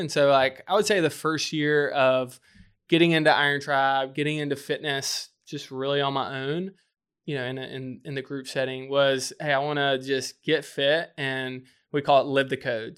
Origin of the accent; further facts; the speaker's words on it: just north of Birmingham, Alabama, United States; moved away as an adult; now in Charleston, United States; grew up just north of Birmingham, Alabama